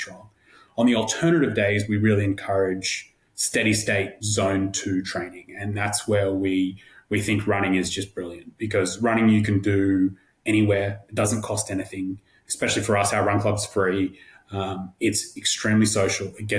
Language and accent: English; Australia; moved away as an adult; now in New York, United States; being an Australian